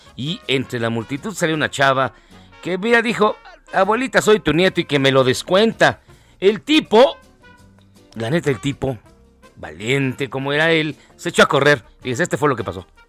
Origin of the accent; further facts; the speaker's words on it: Mexico; como mexicanos